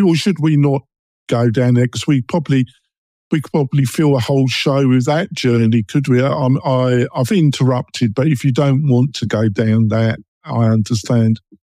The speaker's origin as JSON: {"language": "English", "region": "London", "country": "United Kingdom", "accent": "London, East End, Essex boy", "said": "I'm English and I've got a London, East End, Essex boy accent"}